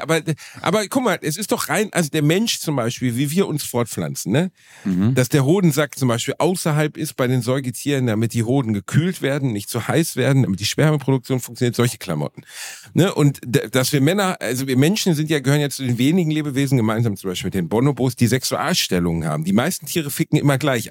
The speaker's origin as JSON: {"language": "German", "country": "Germany", "said": "Ich bin Deutscher"}